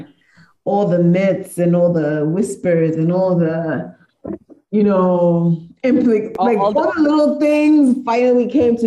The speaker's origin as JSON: {"language": "English", "country": "Zimbabwe", "tie": "born or raised there", "said": "I grew up in Zim, I lived in Zim"}